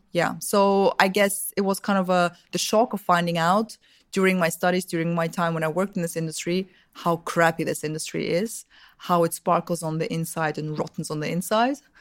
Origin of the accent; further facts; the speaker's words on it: Vienna, Austria; also born or lived in Russia; I'm originally from, uh, Russia, from, from the, back when I was born, it was still the U S S R. I'm young, but not that young. So, um, but I grew up in Austria, in Vienna.